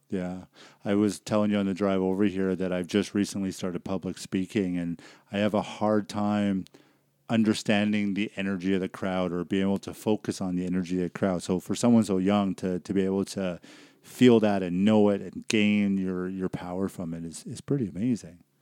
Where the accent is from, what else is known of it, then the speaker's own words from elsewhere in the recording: Vancouver, British Columbia, Canada; moved away; I grew up in Vancouver, and, uh, it's a beautiful city